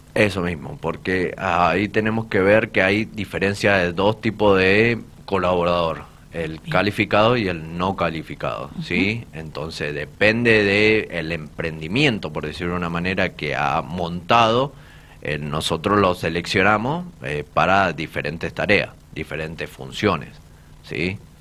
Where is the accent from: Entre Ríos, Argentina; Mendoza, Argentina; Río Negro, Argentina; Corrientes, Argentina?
Mendoza, Argentina; Polucina; soy de Polucina, soy de una familia muy humilde, soy de los monobloc